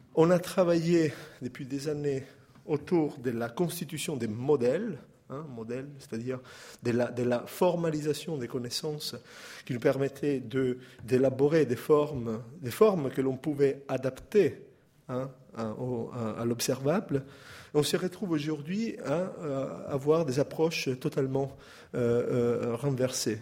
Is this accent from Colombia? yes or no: no; Italy; accent: Italian; French is a second language; moved away; mon accent italien